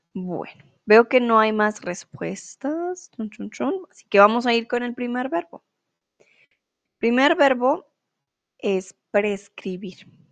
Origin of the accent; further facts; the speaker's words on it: Colombia; moved away as an adult; now in Germany; soy de Colombia y mm, bueno, realmente vivo en Alemania